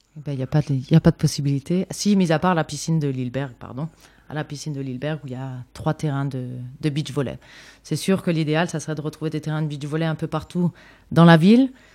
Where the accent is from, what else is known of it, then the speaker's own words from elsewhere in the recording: Mulhouse, Grand Est, France; je viens de Mulhouse, donc je suis née à Mulhouse.